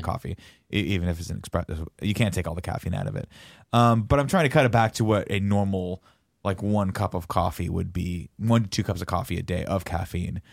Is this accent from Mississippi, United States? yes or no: no; Riverside, California, United States; growing up in Riverside, there wasn't much